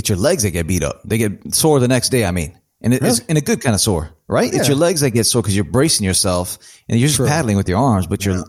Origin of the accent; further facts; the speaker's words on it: Rockford, Illinois, United States; also born or lived in New York City; now in New Jersey, United States; Rockford, born and raised, baby.